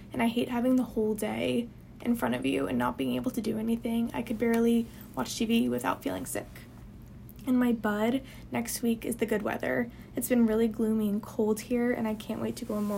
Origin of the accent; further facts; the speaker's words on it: New Jersey, United States; moved away as an adult; now in New Orleans, United States; I'm from a small town in New Jersey